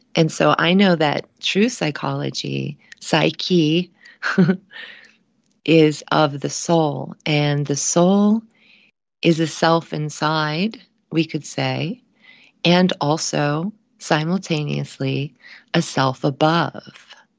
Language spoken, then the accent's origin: English; Cincinnati, Ohio, United States; moved away; my hometown of Cincinnati, Ohio